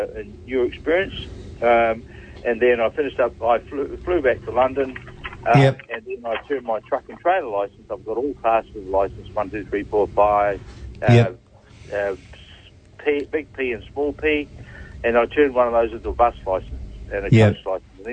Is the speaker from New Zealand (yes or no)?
yes; Allanton, Otago, New Zealand; also born or lived in Mosgiel, New Zealand; I'm a Kiwi born and bred. I'm born in Mosgiel, just south of Dunedin, and I was raised in a small township called Allenton